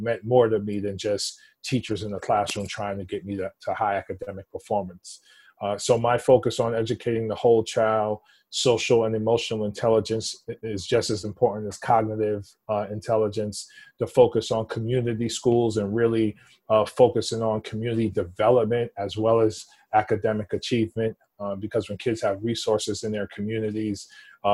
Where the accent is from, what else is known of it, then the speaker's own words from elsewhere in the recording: New York City, New York, United States; I was born and raised in the Upper East Side, East Harlem section of Manhattan